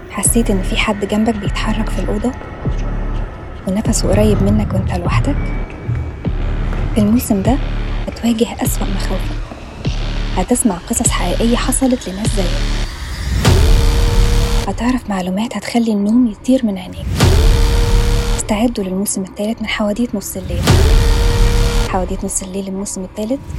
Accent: Cairo, Cairo Governorate, Egypt; الدنيا عندنا في القاهرة دايما زحمة وحر

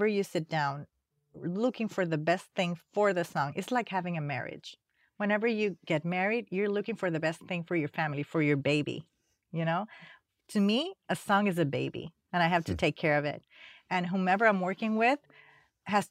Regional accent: Panama; moved away as an adult; now in United States; I came from Panama

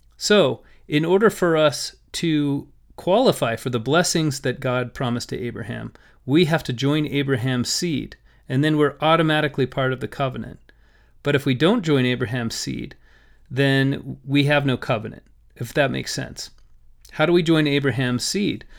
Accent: Las Vegas, Nevada, United States; when I grew up in Las Vegas, we had pomegranate trees in our backyard

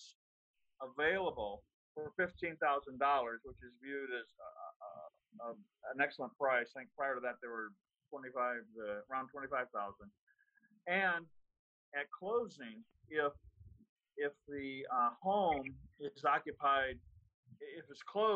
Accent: Manning, Iowa, United States; born or raised there; moved away as an adult; also born or lived in Omaha, Nebraska / Austin, Texas / St. Louis, Missouri

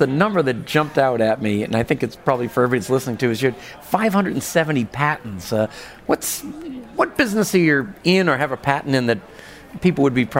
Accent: New England, United States; moved away; I'm originally from New England

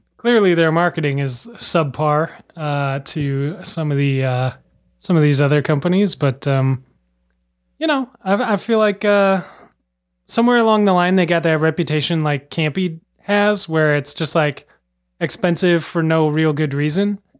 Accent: Minnesota, United States; now in Boston, United States; Growing up in Minnesota

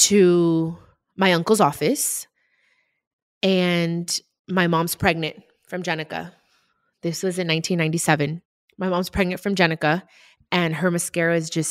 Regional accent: Compton, California, United States; also born or lived in Long Beach, California; I moved from Long Beach to Compton

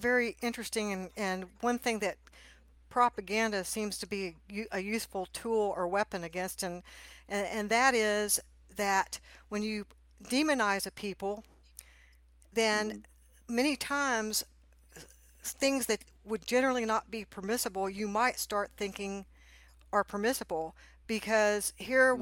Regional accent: Texas, United States; I grew up in Texas

